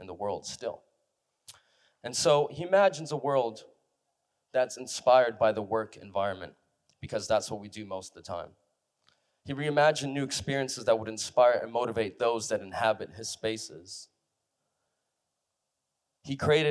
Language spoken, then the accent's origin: English; San Francisco, California, United States; I grew up in San Francisco